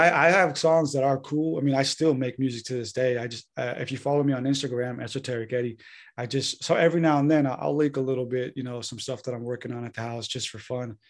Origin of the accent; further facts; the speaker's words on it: San Diego, California, United States; moved away as an adult; now in Santa Rosa, United States; I'm originally from North County, San Diego, California. Uh, born and raised there.